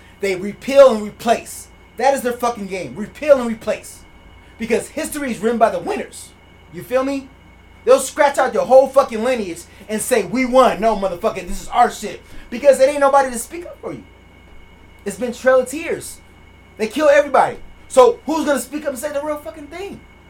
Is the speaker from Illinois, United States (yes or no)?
yes; Chicago, Illinois, United States; I'm from Chicago. We talk fast.